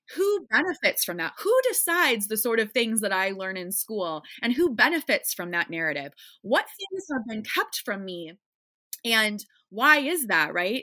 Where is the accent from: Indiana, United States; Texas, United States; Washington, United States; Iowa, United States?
Iowa, United States; now in Chicago, United States; I grew up in Iowa in a nice, predominantly white suburb, just, like, nice white Midwestern girl